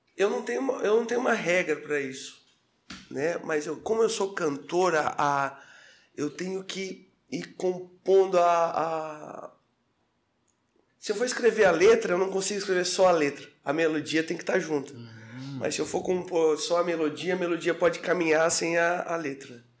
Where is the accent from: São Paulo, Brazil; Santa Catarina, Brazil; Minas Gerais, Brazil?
Santa Catarina, Brazil; Armazém; moved away as an adult; now in Florianópolis, Brazil; eu sou de Armazém. Armazém próximo a Tubarão